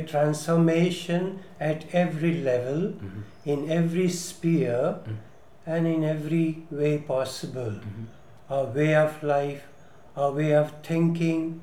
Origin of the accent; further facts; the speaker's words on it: Kannada-medium schooling, Karnataka, India; English is a second language; I came from Kannada medium and started with A, B, C, D in 7th standard